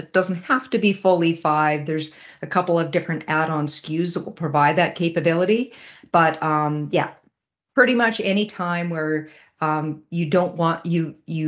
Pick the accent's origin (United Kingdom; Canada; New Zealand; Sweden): Canada; Regina, Saskatchewan; I hail from Western Canada in Regina, Saskatchewan